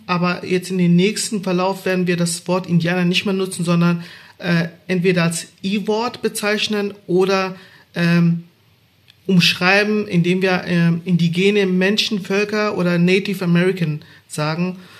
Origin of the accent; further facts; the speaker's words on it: Baden-Württemberg, Germany; Ich bin in Baden-Württemberg groß geworden